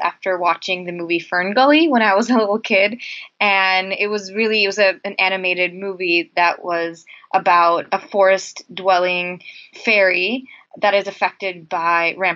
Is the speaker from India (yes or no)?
yes; India; moved away; I'm originally from India, so I have always grown up and grown around kind of experiencing the dual challenges of development and poverty and the environment